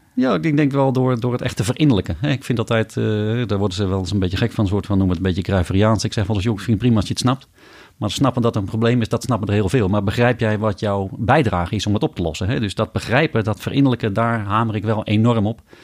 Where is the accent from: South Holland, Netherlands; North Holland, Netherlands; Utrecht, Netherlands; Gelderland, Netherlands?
North Holland, Netherlands; Amsterdam; moved away as an adult; now in North Brabant, Netherlands